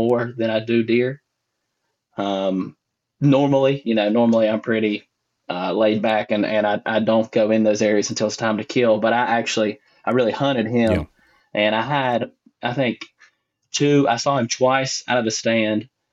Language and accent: English; Boone County, West Virginia, United States; I am originally from Boone County, West Virginia. I grew up on Route 85